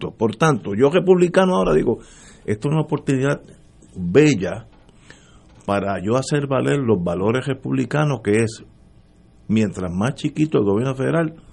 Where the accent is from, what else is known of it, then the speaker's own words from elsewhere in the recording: Puerto Rico; porque los puertorriqueños, nosotros somos latinos, somos esencialmente diferentes al anglosajón en, cultura, ¿no?